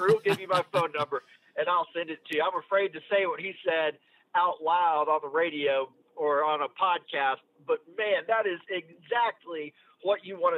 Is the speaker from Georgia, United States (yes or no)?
yes; Kennesaw, Georgia, United States; being from Kennesaw